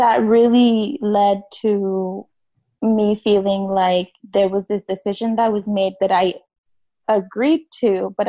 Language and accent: English; United States; growing up in the United States for most of my life here, I was undocumented.